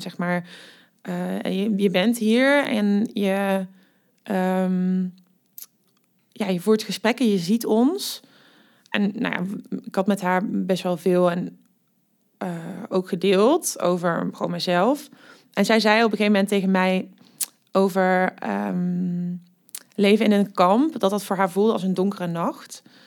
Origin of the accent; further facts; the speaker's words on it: Amerika, Limburg, Netherlands; accent: soft G; moved away as an adult; now in Nijmegen, Netherlands; ik kom uit Limburg, wat je waarschijnlijk ook al hoort aan mijn zachte G. Eh, ik ben daar opgegroeid in een heel klein dorpje genaamd Amerika op de boerderij